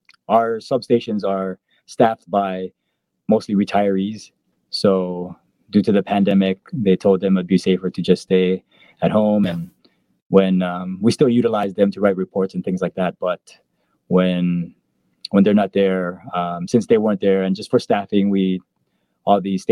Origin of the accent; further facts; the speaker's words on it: Aiea, Hawaii, United States; moved away as an adult; also born or lived in Washington; now in Bellevue, United States; I'm from Aia, Hawaii on Oahu